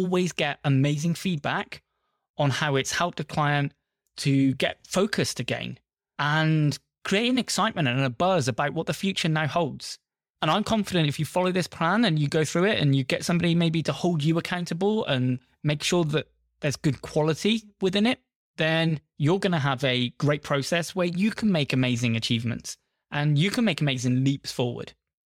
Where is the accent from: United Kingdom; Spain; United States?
United Kingdom; I'm British. Essentially, most of the time, we're going out to a British audience.